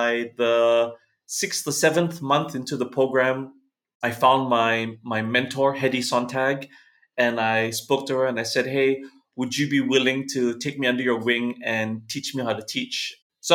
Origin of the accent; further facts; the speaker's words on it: Singapore; moved away as an adult; also born or lived in Los Angeles, United States; Growing up in Singapore in the 80s and 90s